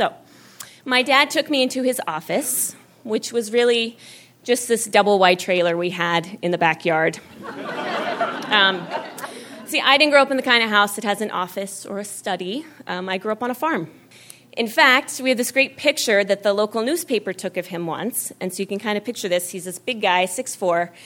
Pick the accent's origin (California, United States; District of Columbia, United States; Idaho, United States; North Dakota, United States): Idaho, United States; Jerome; I grew up in Idaho